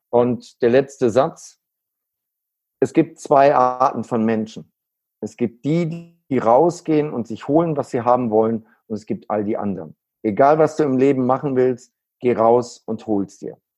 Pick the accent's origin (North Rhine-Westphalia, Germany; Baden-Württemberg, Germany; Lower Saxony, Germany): North Rhine-Westphalia, Germany; Neuss; born there; ich bin in Neuss geboren und ähm, ja, äh, kennst du, ja. Düsseldorf ist ein Vorort. Und äh, dadurch habe hab ich natürlich eine andere Beziehung auch zum Rheinland.